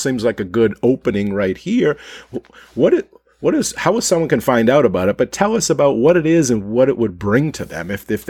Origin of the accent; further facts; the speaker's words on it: Maine, United States; I grew up in Maine